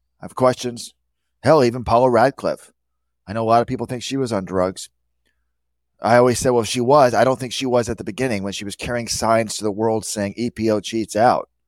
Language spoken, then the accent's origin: English; New Zealand; As a youth growing up in New Zealand, sportsmanship and general morals, you can't consider that.